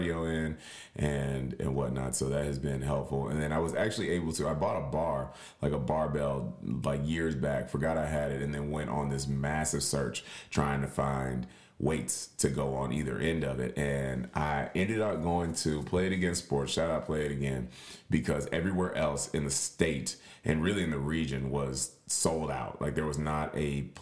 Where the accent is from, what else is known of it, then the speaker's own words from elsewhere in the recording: Tennessee, United States; now in Florida, United States; my home state of Tennessee